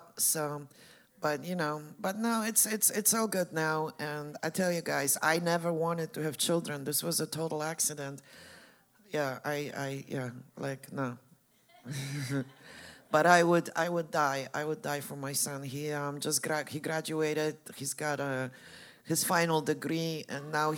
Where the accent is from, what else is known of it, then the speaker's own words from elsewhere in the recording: Poland; moved away; I'm from Poland. I grew up Catholic.